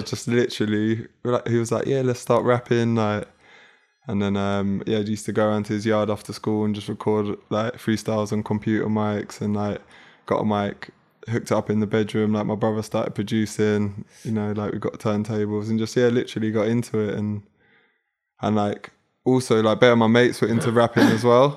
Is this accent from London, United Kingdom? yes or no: yes; London, United Kingdom; from South London, like Hernhill